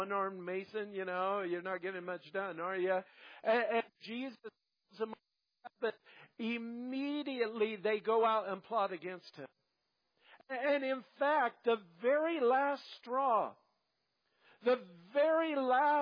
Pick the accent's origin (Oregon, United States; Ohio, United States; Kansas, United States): Kansas, United States; when I was raised in Kansas and I went to public school